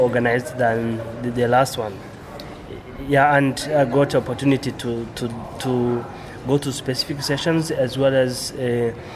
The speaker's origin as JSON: {"language": "English", "country": "Rwanda", "said": "I'm coming from Rwanda, and it's in the middle of Africa. We are starting the Drupal community in Rwanda"}